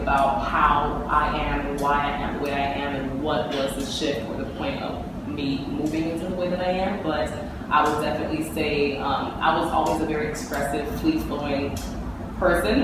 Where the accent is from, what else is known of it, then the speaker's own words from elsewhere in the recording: Miami, Florida, United States; I grew up in Miami, Florida